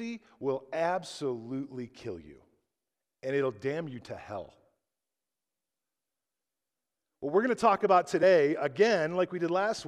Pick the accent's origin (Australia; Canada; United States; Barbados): United States; who I am as an American